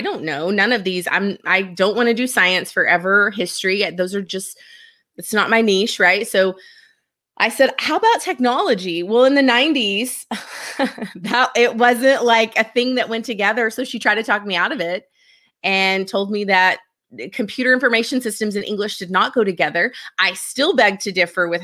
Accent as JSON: {"language": "English", "town": "Seminole", "region": "Texas", "country": "United States", "tie": "born or raised there", "said": "So I grew up in Seminole, Texas. It is a town way out in West Texas on the New Mexico border."}